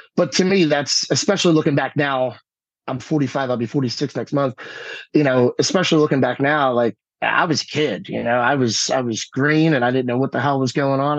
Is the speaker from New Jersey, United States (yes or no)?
yes; Stratford, New Jersey, United States; moved away as an adult; also born or lived in California / South Carolina / New York; I'm back here, right here in Stratford, New Jersey